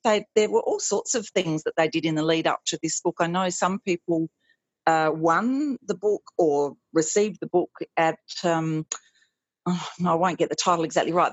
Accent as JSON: {"language": "English", "region": "South Australia", "country": "Australia", "moved": "yes", "said": "my home uh, state is always very welcoming"}